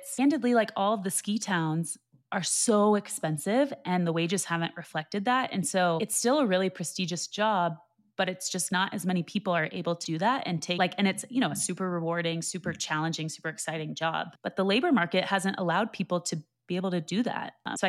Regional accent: Austin, Texas, United States; moved away; I grew up in Austin

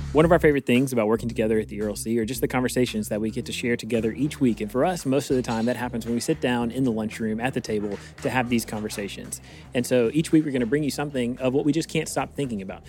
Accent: Eastern North Carolina, United States; I'm from Eastern North Carolina

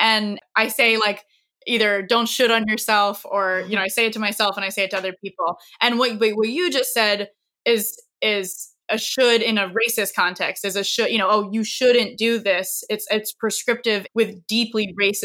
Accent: Maine, United States; I'm a white girl from Maine

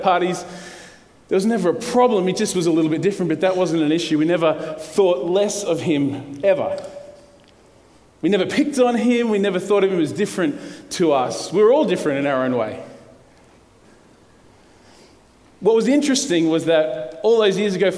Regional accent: Brisbane, Queensland, Australia; I'm a local boy. I grew up in the western suburbs of Brisbane. I live in Bellbarrie. I grew up in Moggill.

